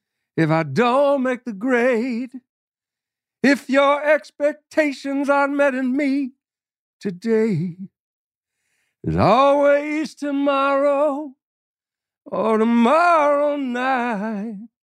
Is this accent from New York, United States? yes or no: yes; New York, United States; I was born and raised in New York City. I was born in New York City and raised outside the city and then returned to the city.